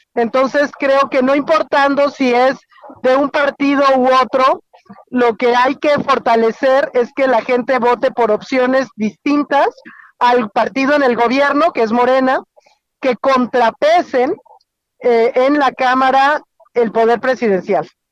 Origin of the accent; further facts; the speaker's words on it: Querétaro, Mexico; moved away; voy camino a mi tierra, eh, voy en carretera hacia Querétaro